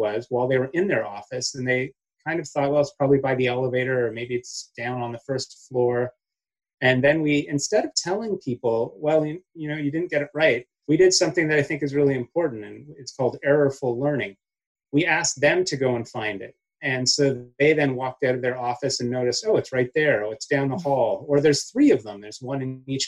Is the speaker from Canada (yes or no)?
yes; Canada; now in United States; growing up in Canada